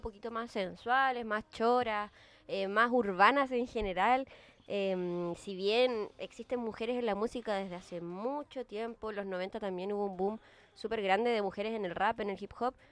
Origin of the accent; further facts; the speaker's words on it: Antofagasta, Chile; moved away as an adult; now in Santiago, Chile; Yo soy de Antofagasta